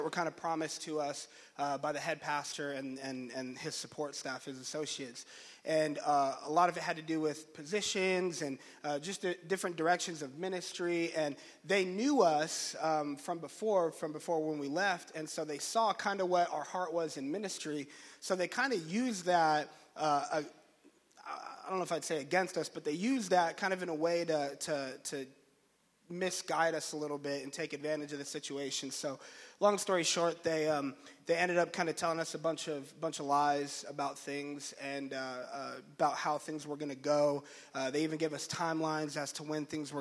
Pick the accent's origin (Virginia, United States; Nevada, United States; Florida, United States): Florida, United States; Orlando; moved away as an adult; We're from Florida. We were married at this church in Orlando. Kind of grew up in that church there.